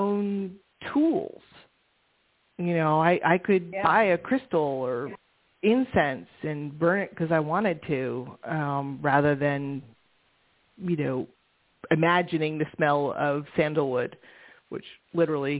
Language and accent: English; San Francisco, California, United States; I grew up in San Francisco